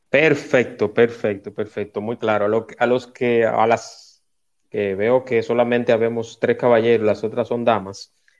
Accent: Dominican Republic; yo soy dominicano y vivo aquí

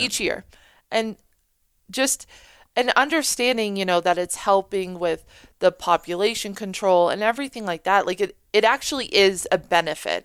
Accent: New Hampshire, United States; we're from New Hampshire

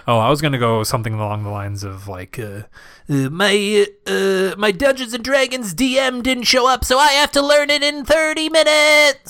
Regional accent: Wisconsin, United States; because I'm from Wisconsin

